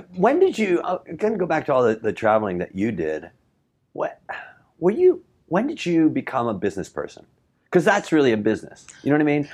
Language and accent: English; Chicago, Illinois, United States; moved away; I was in West Rogers Park